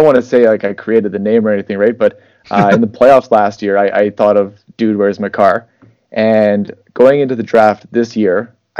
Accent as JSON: {"language": "English", "town": "St. Albert", "region": "Alberta", "country": "Canada", "said": "So I'm from St. Albert, Alberta, Canada. It's just north of Edmonton."}